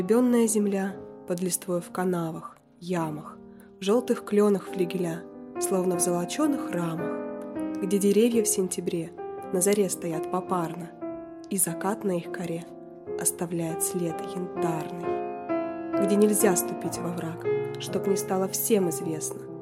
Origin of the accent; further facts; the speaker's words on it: Siberia, Russia; Я действительно из Сибири, но пока еще не заснеженный.